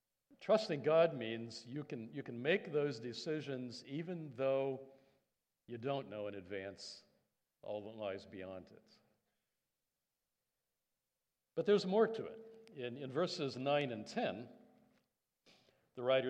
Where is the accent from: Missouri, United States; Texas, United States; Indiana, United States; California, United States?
Indiana, United States; moved away as an adult; also born or lived in Canada; I'm an American Canadian, so that was back in middle America, state of Indiana